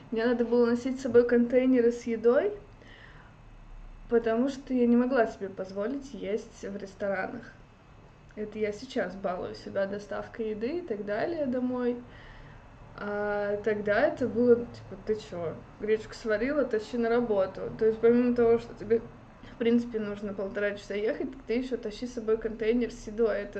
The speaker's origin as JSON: {"language": "Russian", "town": "Kaliningrad", "region": "Kaliningrad Oblast", "country": "Russia", "said": "Лет так 11 назад я приехала сюда из Калининграда, учиться на экономиста."}